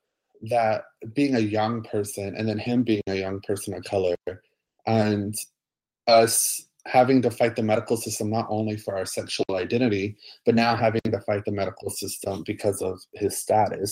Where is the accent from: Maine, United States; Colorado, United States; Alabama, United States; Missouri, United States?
Alabama, United States; Montgomery; moved away; also born or lived in Atlanta, Georgia / Orlando, Florida; I grew up in Montgomery, Alabama, and in between Montgomery and Atlanta.